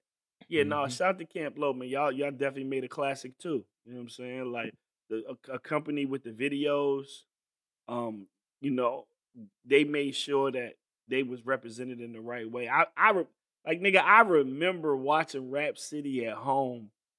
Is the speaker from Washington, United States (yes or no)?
no; New York, United States; like I'm from New York, the illest of all places.